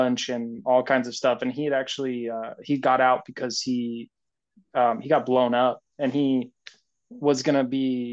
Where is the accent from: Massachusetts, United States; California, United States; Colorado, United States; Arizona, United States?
Colorado, United States; Western Slope; moved away as an adult; Western Slope, not like Denver or anything. I'm from a small, very small rural town.